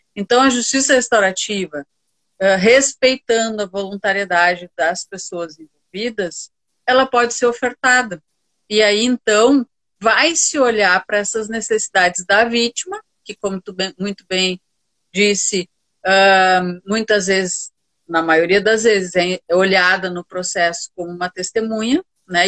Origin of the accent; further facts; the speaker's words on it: Santa Maria, Rio Grande do Sul, Brazil; E sou de Santa Maria, do, do coração do Rio Grande, nascida e criada